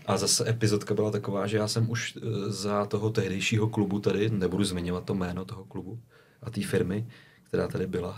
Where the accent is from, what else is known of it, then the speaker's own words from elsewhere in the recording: Borovany, South Bohemian Region, Czechia; pocházím z Borovan, tak vím, že jsem tam moderoval spoustu akcí, měl jsem svůj kapelu